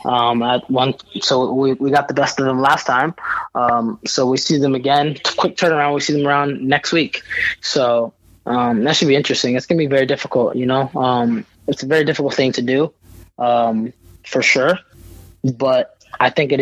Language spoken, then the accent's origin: English; Virginia, United States; also born or lived in New York; I was born and raised in New York for a little bit before I moved to Virginia.